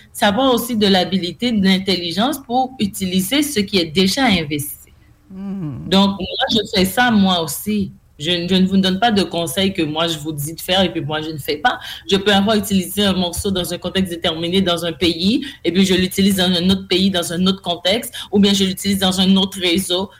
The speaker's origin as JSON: {"language": "French", "country": "Haiti", "said": "je suis d'Haïti"}